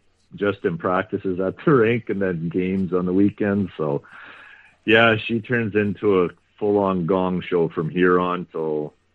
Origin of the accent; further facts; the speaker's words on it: Kenaston, Saskatchewan, Canada; I grew up here in Keniston.